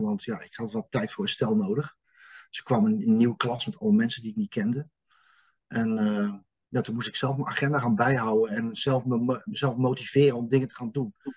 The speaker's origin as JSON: {"language": "Dutch", "region": "Utrecht", "country": "Netherlands", "tie": "born or raised there", "said": "Ik ben in dit leven geboren in 1971 op Kanaaleiland."}